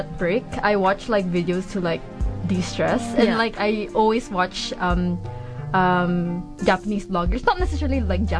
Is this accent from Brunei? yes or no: yes; Brunei; also born or lived in Christchurch, New Zealand; now in New Zealand; I grew up in Brunei, and like there, my parents sent me to like a Chinese school, so I kind of grew up knowing Chinese